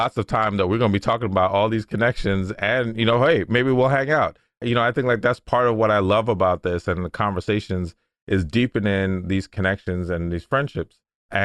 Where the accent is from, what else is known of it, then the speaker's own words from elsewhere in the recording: United States; I was born in the States, but family all over from Jamaica